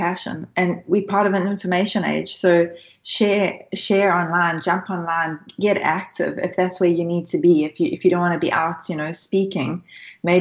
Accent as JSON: {"language": "English", "country": "South Africa", "tie": "born or raised there", "moved": "yes", "lives_now": "Australia", "said": "I'm originally South African, so I come from Africa. So I've faced these issues growing up as well"}